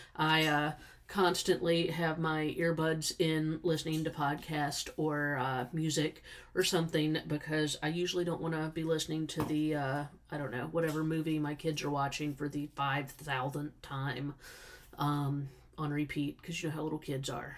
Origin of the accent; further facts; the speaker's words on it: South Carolina, United States; also born or lived in Eastern Washington; now in Tennessee, United States; we're from South Carolina, even though we're in Tennessee at now.